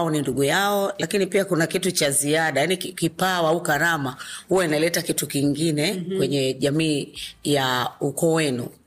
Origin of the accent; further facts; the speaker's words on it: Dumila, Morogoro Region, Tanzania; kwanza mimi nimekulia pale Dumila